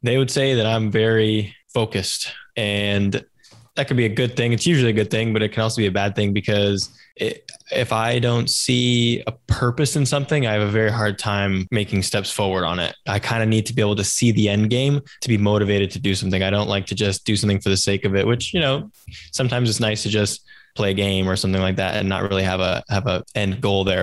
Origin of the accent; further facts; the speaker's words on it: Silicon Valley, California, United States; I grew up in Silicon Valley